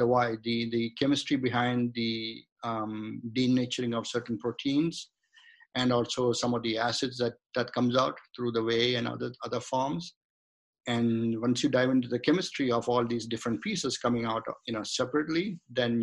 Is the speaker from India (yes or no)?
yes; India; moved away as an adult; now in United States; So I was born in India. I grew up in India. Then I came to the United States as a student, and then I just remained here.